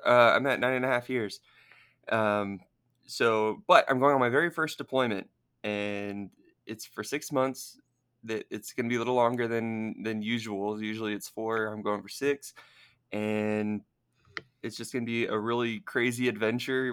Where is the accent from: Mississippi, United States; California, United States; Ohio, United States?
California, United States; Southern; moved away; I grew up in Southern California